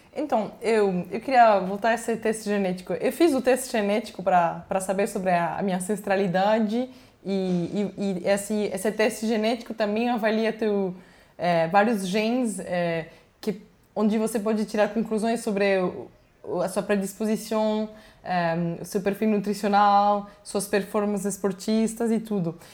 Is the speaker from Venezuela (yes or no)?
yes; Venezuela; first language Spanish; Portuguese is a second language; moved away; eu nasci na Venezuela, meu pai é colombiano e minha mãe é francesa